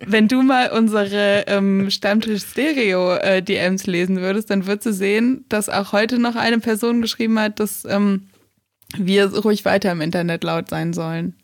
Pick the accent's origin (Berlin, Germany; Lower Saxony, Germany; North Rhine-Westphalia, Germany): North Rhine-Westphalia, Germany; ich bin ja auf dem Dorf groß geworden, am Niederrhein.